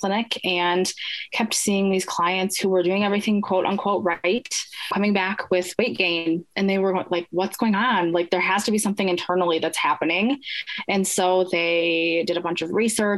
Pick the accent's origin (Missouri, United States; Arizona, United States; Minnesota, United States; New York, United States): Minnesota, United States; I'm from Minnesota